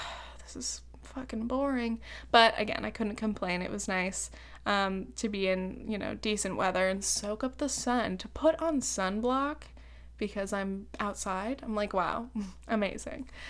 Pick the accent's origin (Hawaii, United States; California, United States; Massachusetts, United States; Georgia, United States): California, United States; Laguna Beach; moved away; also born or lived in New York; I'm from Southern Orange County, dude. Laguna Beach.